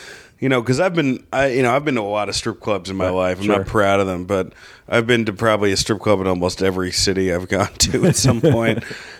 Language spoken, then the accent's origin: English; Rutherford, New Jersey, United States; also born or lived in New York; now in Los Angeles, United States; I'm from Rutherford.